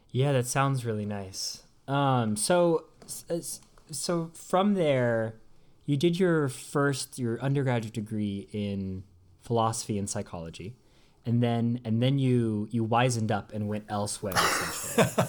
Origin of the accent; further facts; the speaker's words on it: United States; moved away as an adult; now in Oxford, United Kingdom; as an American